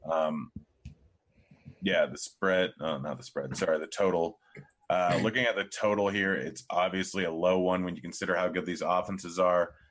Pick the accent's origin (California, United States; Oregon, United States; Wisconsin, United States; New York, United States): Oregon, United States; Bend; I used to, I grew up in Bend for a little bit, and I used to go up to Bachelor like every single week.